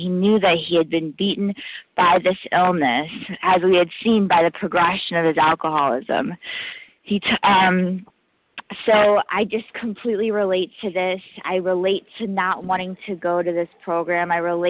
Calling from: New York, United States; I'm calling from New York, gratefully recovering compulsive overeater.

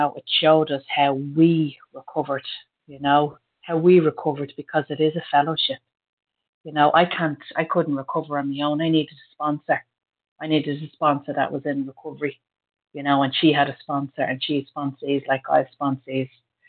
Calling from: County Meath, Leinster, Ireland; I'm a recovered compulsive overeater, and I'm calling in from County Meath in Ireland.

